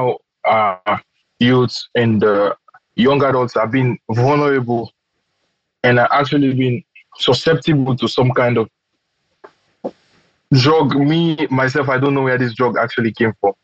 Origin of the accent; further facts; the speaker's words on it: Freetown, Western Area, Sierra Leone; moved away as an adult; now in Moscow, Russia; I'm from Sierra Leone, from the Republic of Sierra Leone.